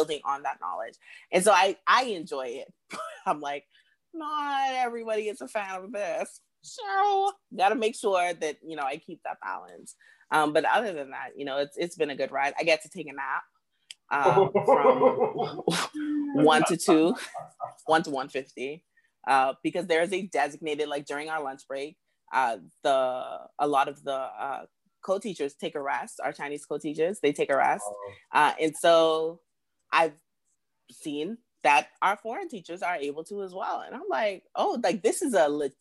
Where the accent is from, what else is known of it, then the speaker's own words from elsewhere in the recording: Freeport, Grand Bahama, Bahamas; moved away as an adult; also born or lived in Nassau, Bahamas; now in Beijing, China; I have family, you know, from my hometown of Freeport